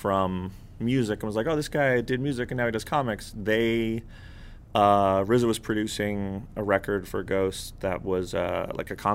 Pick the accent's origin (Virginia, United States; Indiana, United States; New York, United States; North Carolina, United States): New York, United States; New York City; I grew up in New York City and had the luxury of having a comic book shop on my block